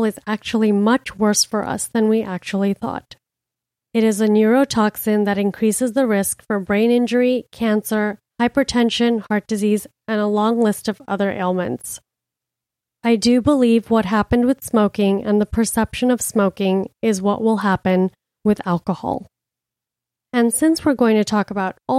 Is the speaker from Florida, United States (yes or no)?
yes; Miami, Florida, United States; now in New York City, United States; I'm from Miami